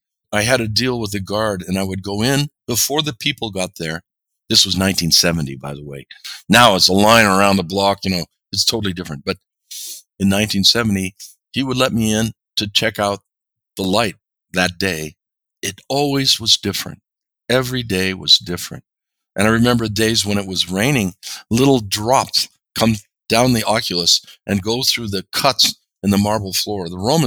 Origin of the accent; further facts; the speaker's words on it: Seattle, Washington, United States; also born or lived in Rome; growing up in Seattle with World's Fair of 1962